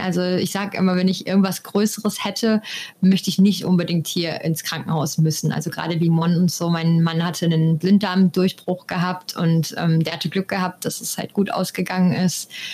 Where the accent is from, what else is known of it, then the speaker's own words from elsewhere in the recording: Germany; moved away as an adult; now in Costa Rica; bei uns in Deutschland